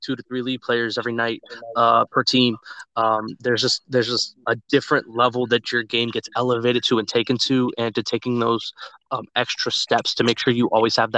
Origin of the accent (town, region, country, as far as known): Dallas, Texas, United States; born or raised there